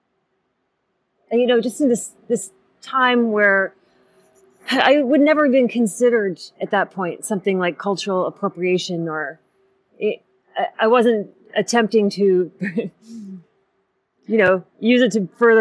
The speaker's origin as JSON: {"language": "English", "town": "Sioux Falls", "region": "South Dakota", "country": "United States", "tie": "born or raised there", "said": "I grew up in Sioux Falls, South Dakota"}